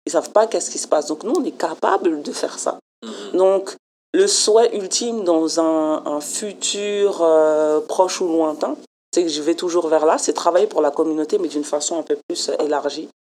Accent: France; now in Montreal, Canada; en tant que Française

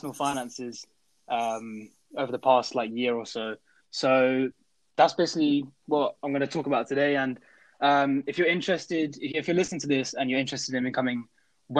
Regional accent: Crawley, South East England, United Kingdom; moved away as an adult; now in Nottingham, United Kingdom; I am from Crawley

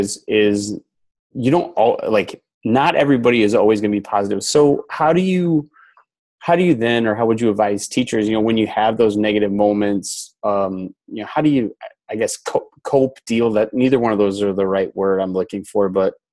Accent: Wisconsin, United States; moved away as an adult; also born or lived in Houston, Texas; So I grew up in Wisconsin. I moved to Houston

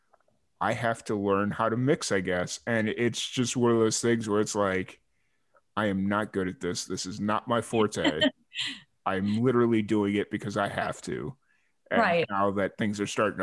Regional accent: Chicago, Illinois, United States; moved away as an adult; I grew up in Chicago

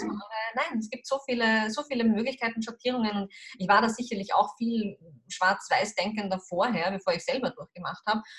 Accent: Austria; bei uns in Österreich

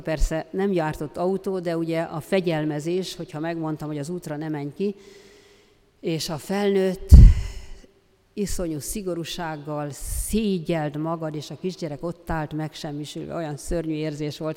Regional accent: Transdanubia, Hungary; accent: Transdanubian; honnan való vagyok, és mondtam, hogy Dunántúlra. Azt mondja, "Ja, ezt hallottam a beszédedben, ezt a Dunántúli kiejtést.

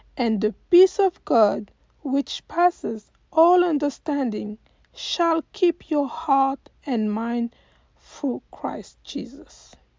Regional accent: Côte d’Ivoire; moved away as an adult; now in United States; I am from Cote d'Ivoire and I've been living in the US for the past 20 years.

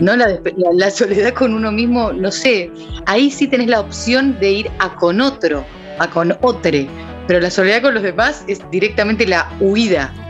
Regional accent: Argentina; yo soy muy argentina

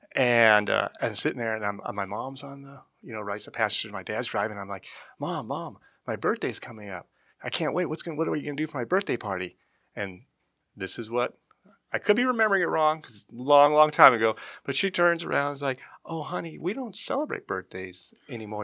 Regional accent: Lake Havasu City, Arizona, United States; I was born and raised in Lake Havasu City, Arizona

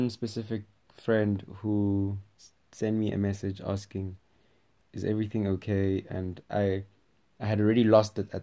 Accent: Rustenburg, North West, South Africa; I'm from Rustenburg, Northwest

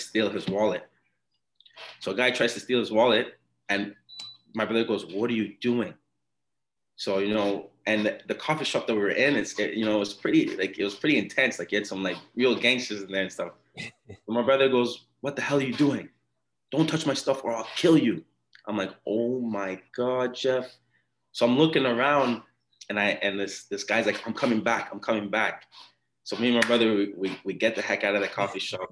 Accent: Ottawa, Ontario, Canada; first language Twi; English is a second language; also born or lived in Montreal / Ghana / England; we grew up in Ottawa

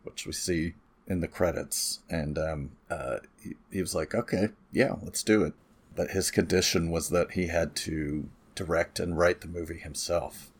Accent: California, United States; I'm from California, folks, where it's really flat

